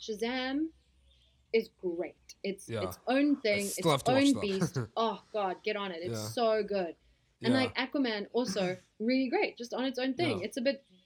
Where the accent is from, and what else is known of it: South Africa; accent: English South African